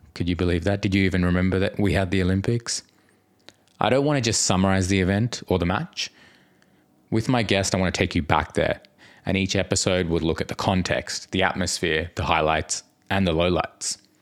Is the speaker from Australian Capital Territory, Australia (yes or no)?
no; New South Wales, Australia; I was born in New South Wales, so we're both Australians with Indian backgrounds